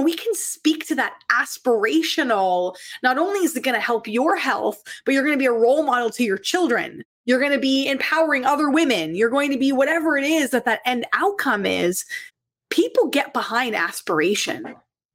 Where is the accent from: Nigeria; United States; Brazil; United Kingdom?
United States; Pennsylvania; moved away as an adult; now in Toronto, Canada; I was from Pennsylvania